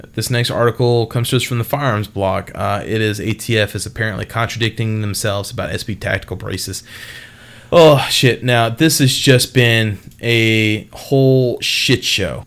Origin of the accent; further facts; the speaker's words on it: Texas, United States; moved away; I'm from Texas. I have family that still lives all throughout the state of Texas